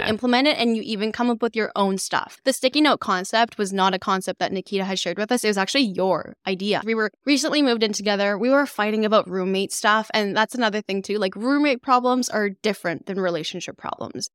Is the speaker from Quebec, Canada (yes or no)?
no; Calgary, Alberta, Canada; moved away as an adult; also born or lived in Jeju, South Korea; now in Halifax, Canada; I was born on an island in Jeju, South Korea, and I'd moved back and forth a few times from Korea to Calgary, which is where I mainly grew up for my entire life.